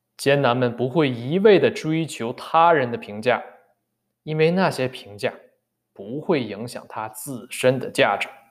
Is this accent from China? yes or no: yes; northern China, China; 尤其作为北方人